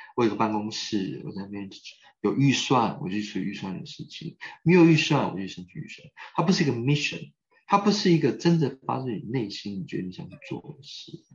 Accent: Taiwan; 我来自于台湾

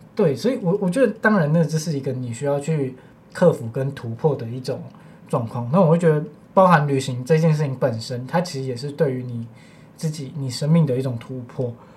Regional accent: Taiwan; 身为华裔，身为嗯。台湾人的我们

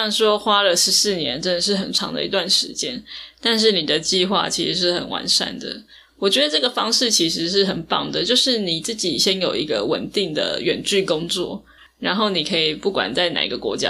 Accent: Taiwan; 我是一个台湾人嘛，这就是我出生的地方。

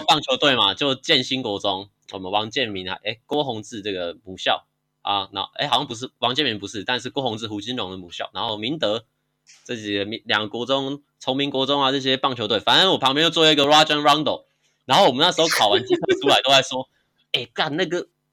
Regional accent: Tainan, Taiwan; 因为我是台南人啊

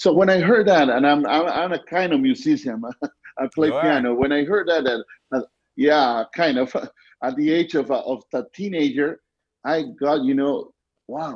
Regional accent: Argentina; English is a second language; I'm originally from Argentina, so I was born in Argentina, and actually I'm living in Argentina in the city of Cordoba.

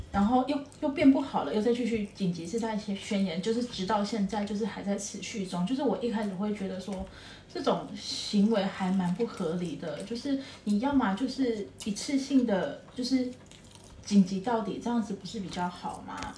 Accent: Taiwan; moved away as an adult; now in Japan; 我是台湾人的身份

